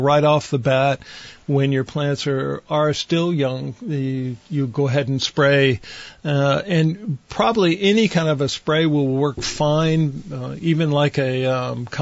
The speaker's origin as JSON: {"language": "English", "town": "Poland", "region": "Ohio", "country": "United States", "tie": "born or raised there", "moved": "yes", "said": "our little town of Poland, Ohio"}